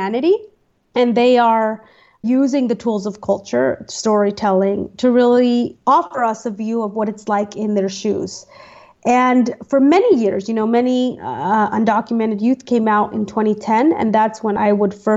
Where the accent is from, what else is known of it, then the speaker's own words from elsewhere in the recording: United States; I was born in the United States, so I am not an immigrant, I'm a citizen, and this is my home